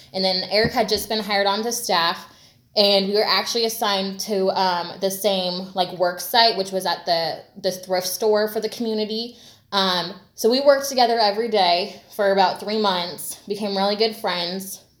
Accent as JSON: {"language": "English", "region": "Washington State outside of Seattle", "country": "United States", "tie": "born or raised there", "also_born_or_lived": "Bay Area, California / Southern California", "moved": "yes", "said": "I grew up in Washington State outside of Seattle."}